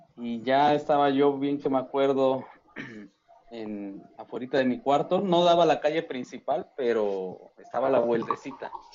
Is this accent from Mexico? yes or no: yes; Mexico; como mexicanos